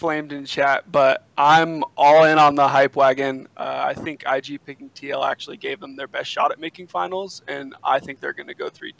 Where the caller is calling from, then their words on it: Santa Cruz, California, United States; Calling from Santa Cruz.